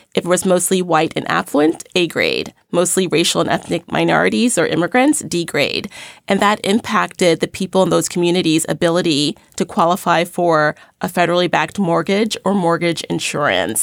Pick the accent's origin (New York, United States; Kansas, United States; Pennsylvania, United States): New York, United States; New York City; I grew up in Crown Heights, Brooklyn